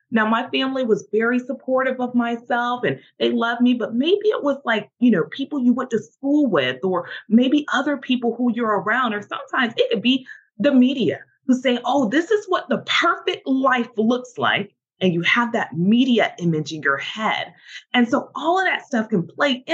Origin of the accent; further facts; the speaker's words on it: the South, United States; I'm from the South